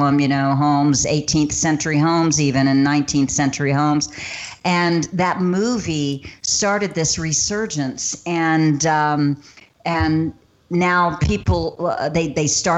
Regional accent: Georgia, United States; also born or lived in Palm Springs, California; now in Savannah, United States; I grew up in Georgia.

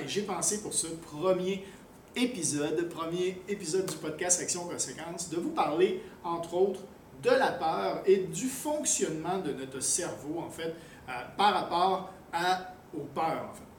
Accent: Quebec, Canada; also born or lived in France / Thailand; now in Cambodia; je suis un Québécois, mais j'ai vécu quasiment aussi longtemps à l'extérieur du Québec qu'au euh, Québec, entre autres en France, en Thaïlande.

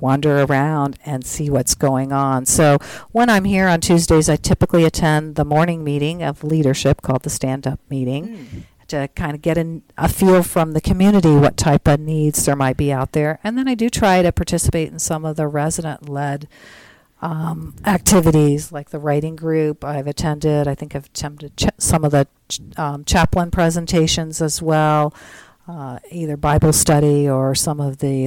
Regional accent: Tennessee, United States; moved away; also born or lived in Missouri; I'm from Tennessee originally

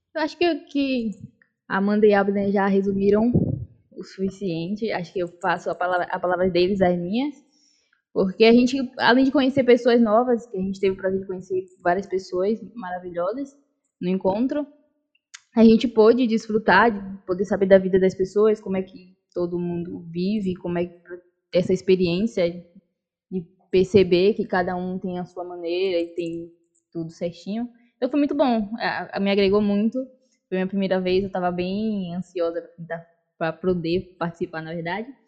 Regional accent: Bahia, Brazil; also born or lived in Salvador; now in Praia do Forte, Brazil; sou nascida na Bahia mesmo, em Salvador, mas moro agora na região de Prado Forte, aqui no litoral. É, já estou aqui há mais, há mais ou menos 10 anos

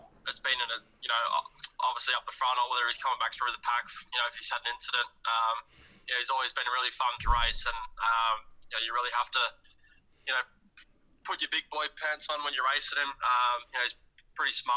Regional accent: Perth, Western Australia, Australia; moved away; my hometown, as you would say, being born and raised in Perth, Western Australia

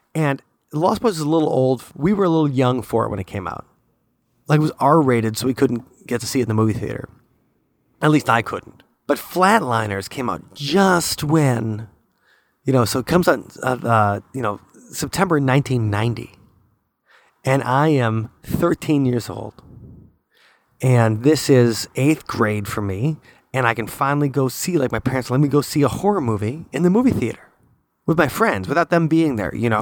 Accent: United States; I am that American that everybody hates

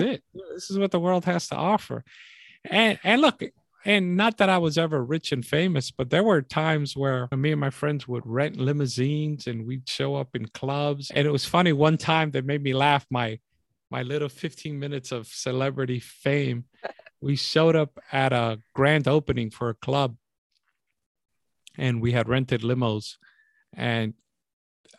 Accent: New York City, New York, United States; growing up in New York City in the Bronx

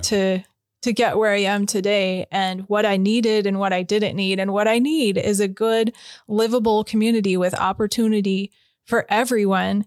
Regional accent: Spokane, Washington, United States; I grew up in Hilliard. My grandpa was in Deer Park

